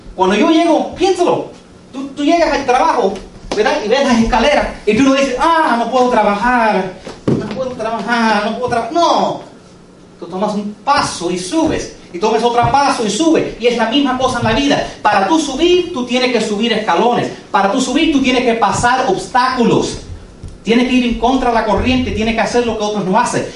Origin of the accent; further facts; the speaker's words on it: United States; Spanish is a second language; yo soy second generation americano. ¿Ok? Yo soy nacido aquí